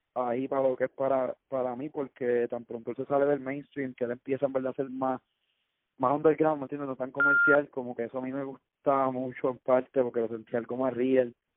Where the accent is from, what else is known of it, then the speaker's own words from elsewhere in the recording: Cayey, Puerto Rico; soy de acá de Calle y full respeto y amo Calle con mi vida